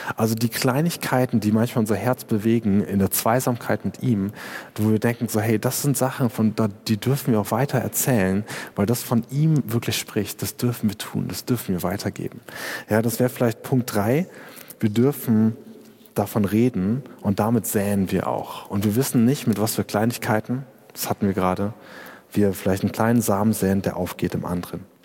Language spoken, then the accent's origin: German; Germany; ich als Deutscher